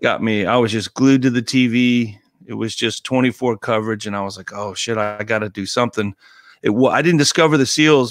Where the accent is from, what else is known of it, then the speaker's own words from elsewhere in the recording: Colorado Springs, Colorado, United States; moved away; growing up in Colorado Springs